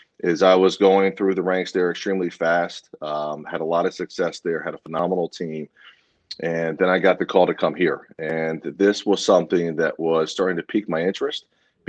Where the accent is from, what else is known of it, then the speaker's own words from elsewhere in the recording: Broward County, Florida, United States; born and raised in Florida, born and raised in Broward County